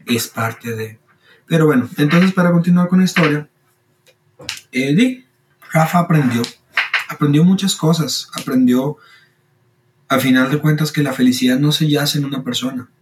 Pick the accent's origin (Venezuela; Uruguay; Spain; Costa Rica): Costa Rica; Soy de Costa Rica, tengo 25 años